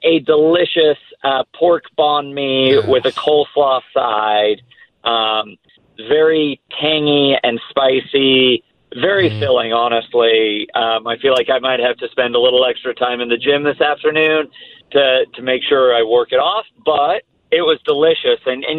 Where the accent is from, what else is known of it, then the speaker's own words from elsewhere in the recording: England, United Kingdom; born there; also born or lived in Italy; I was born in England because he was working in Formula One at the time in the design office, the engineering office at McLaren Formula One. I lived in Italy for a year and a half when he was at Ferrari as well.